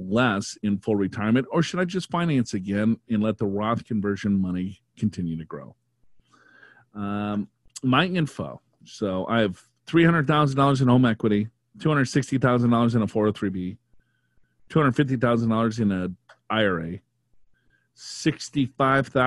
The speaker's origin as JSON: {"language": "English", "region": "Minnesota", "country": "United States", "said": "I'm from Minnesota"}